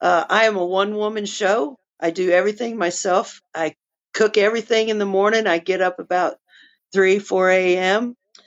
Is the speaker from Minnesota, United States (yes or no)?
no; New Mexico, United States; born there; also born or lived in Texas; Okay, so I was born in New Mexico, outside of Albuquerque. I've always been in love with the mountains. I spend as much time out in the backcountry as I can. I lived in Texas for 35 years.